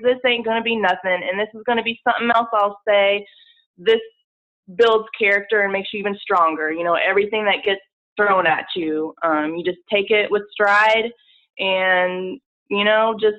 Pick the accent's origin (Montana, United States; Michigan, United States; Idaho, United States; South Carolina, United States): South Carolina, United States; Charleston; moved away as an adult; also born or lived in New York / Los Angeles / Atlanta; I'm originally from Charleston. I was born here, so my family's here